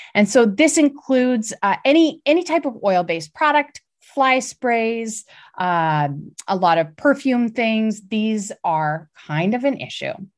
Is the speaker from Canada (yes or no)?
yes; Canada; I'm Canadian